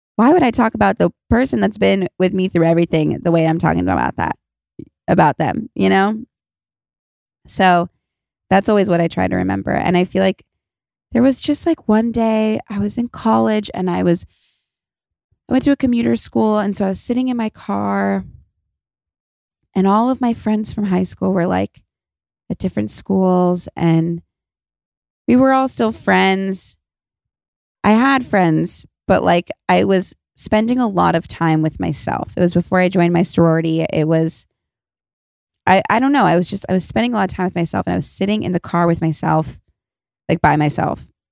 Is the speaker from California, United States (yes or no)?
yes; Los Angeles, California, United States; I'm from Los Angeles, so I didn't grow up in the snow or anything